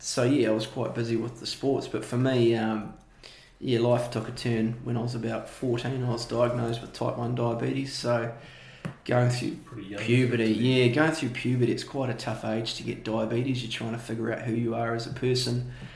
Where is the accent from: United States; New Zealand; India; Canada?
New Zealand; Dunedin, Otago; born and bred in Dunedin. My heritage is I'm from Scotland.